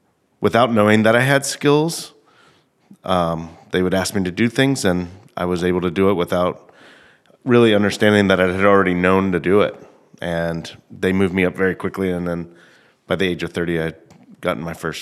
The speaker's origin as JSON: {"language": "English", "region": "South Louisiana", "country": "United States", "tie": "born or raised there", "also_born_or_lived": "Houma, Louisiana", "moved": "as an adult", "lives_now": "Baltimore, United States", "said": "And I grew up in South Louisiana."}